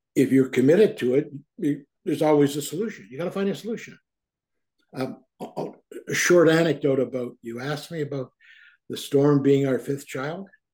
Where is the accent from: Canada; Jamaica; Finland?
Canada; Toronto, Ontario; also born or lived in Guelph; When I was a young kid growing up in Toronto